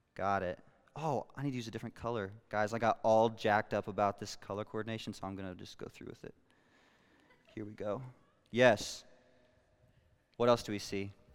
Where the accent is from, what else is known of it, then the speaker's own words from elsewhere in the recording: Western Kansas, United States; I was born in Western Kansas